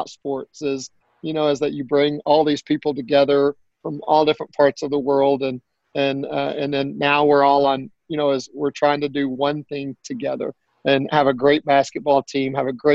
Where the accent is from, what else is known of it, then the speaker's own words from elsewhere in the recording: Spur, Texas, United States; moved away; I grew up in Spur, Texas, and it's a small town outside of Lubbock